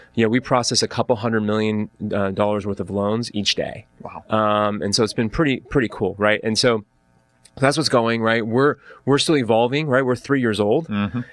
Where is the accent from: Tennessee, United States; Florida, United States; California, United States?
California, United States; Orange County; also born or lived in Atlanta, Georgia / Dana Point / Irvine; So I grew up in Orange County, right? I, I basically I was born in Atlanta. I came out here when I was one